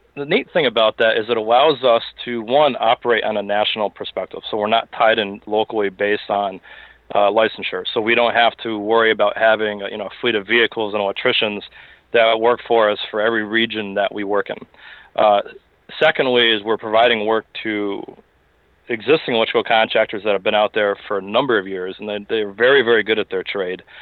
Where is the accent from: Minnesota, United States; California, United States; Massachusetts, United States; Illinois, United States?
Massachusetts, United States; Springfield; moved away as an adult; also born or lived in Boston / West Palm Beach, Florida; I hail from Western Massachusetts. Uh, spent my time growing up in the, the Springfield area.